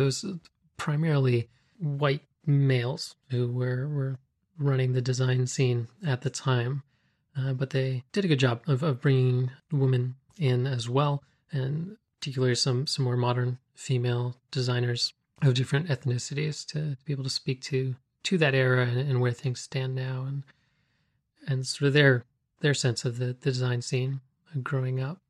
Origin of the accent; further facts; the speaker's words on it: Canada